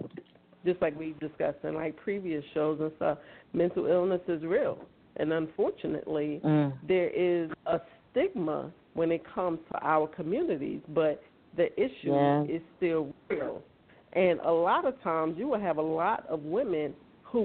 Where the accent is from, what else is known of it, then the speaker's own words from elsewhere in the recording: New York City, New York, United States; moved away as an adult; now in South Carolina, United States; I'm from Brooklyn.